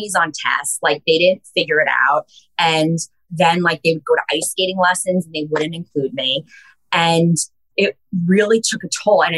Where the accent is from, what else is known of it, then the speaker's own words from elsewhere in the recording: Long Island, New York, United States; growing up on Long Island